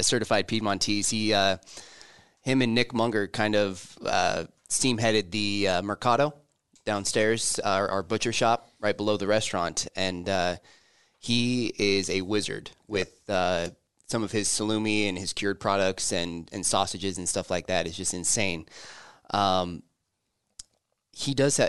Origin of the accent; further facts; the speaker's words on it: Lincoln, Nebraska, United States; also born or lived in Omaha; born and raised in Lincoln